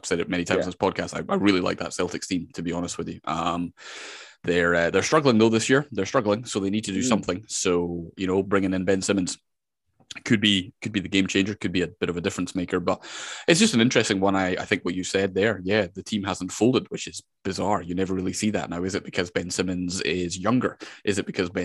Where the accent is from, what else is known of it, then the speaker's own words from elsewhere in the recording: Scotland, United Kingdom; I am from Scotland.